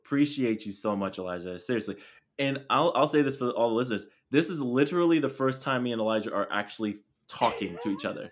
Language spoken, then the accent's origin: English; Chula Vista, California, United States; moved away; That's where I'm from. I'm from Chula Vista